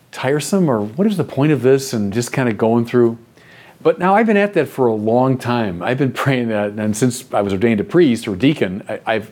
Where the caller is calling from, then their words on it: Deerfield Beach, Florida, United States; I'm from Deerfield Beach, Florida.